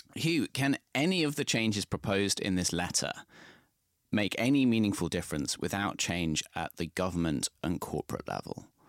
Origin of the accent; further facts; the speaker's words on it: Midlands, United Kingdom; I'm from the Midlands